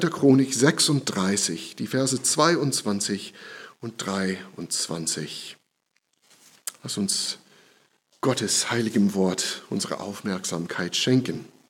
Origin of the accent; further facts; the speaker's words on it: United States; German is a second language; now in Germany; In meiner Heimat, in den USA